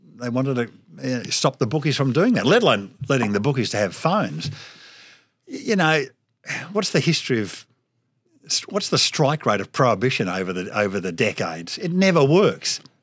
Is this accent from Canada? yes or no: no; Melbourne, Victoria, Australia; Scotch College, when I went there, uh, Mel, Cup Day wasn't a public holiday.